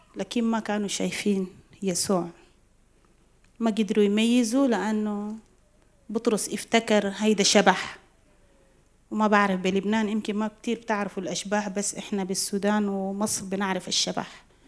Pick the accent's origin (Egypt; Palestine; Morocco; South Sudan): South Sudan; بجنوب السودان مرينا بحروب